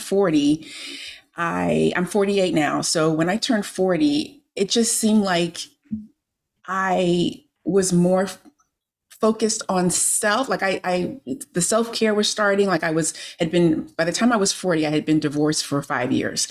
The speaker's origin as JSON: {"language": "English", "town": "Miami", "region": "Florida", "country": "United States", "tie": "born or raised there", "moved": "yes", "lives_now": "Maryland, United States", "said": "I grew up in Miami, Florida. I live in Maryland now, but I grew up in Miami, Florida"}